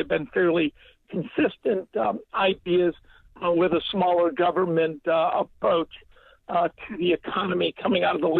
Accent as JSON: {"language": "English", "town": "Columbus", "region": "Ohio", "country": "United States", "tie": "born or raised there", "said": "the Columbus Dispatch, my hometown Daily Monopoly."}